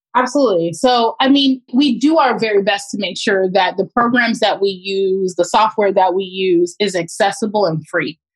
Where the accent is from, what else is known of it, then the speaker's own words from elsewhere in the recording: Pompano Beach, Florida, United States; moved away as an adult; also born or lived in Miami, Florida / Orlando, Florida; now in Oakland, United States; I was born and raised in South Florida, uh, specifically Pompano Beach, as well as Miami